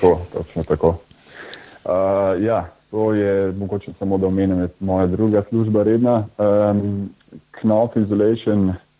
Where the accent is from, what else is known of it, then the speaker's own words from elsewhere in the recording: Bled, Upper Carniola, Slovenia; prihajam z Bleda, uh, tako da sem obiskoval uh, gimnazijo Selice